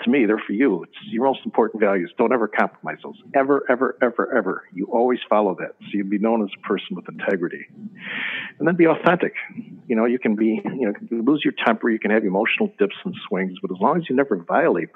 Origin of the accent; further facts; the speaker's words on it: Chicago, Illinois, United States; I'm from Chicago